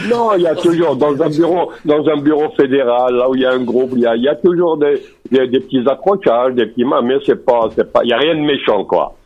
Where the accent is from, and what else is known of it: Algeria